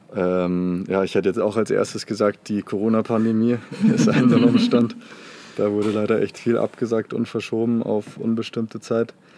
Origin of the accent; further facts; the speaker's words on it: Munich, Bavaria, Germany; weil ich komme ja eigentlich aus München